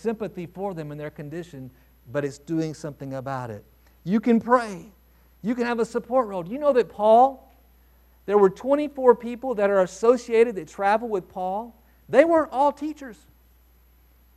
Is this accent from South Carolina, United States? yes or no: no; Texas, United States; growing up in Texas, and my grandfather had a farm out in West Texas